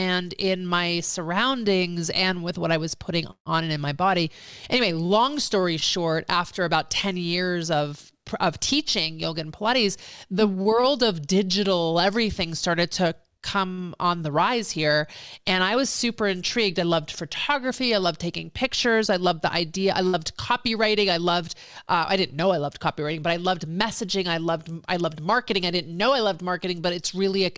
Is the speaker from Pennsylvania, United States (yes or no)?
yes; Philadelphia, Pennsylvania, United States; moved away as an adult; also born or lived in New York / Boston / Los Angeles; I'm from the East Coast originally, born in New York, moved to Philadelphia area, went to college in Boston, came home, moved into downtown Philadelphia